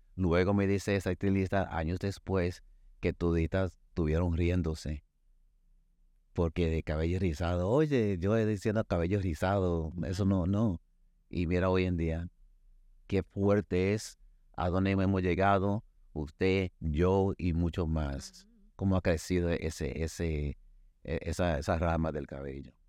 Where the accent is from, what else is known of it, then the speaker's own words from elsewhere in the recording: Dominican Republic; soy dominicano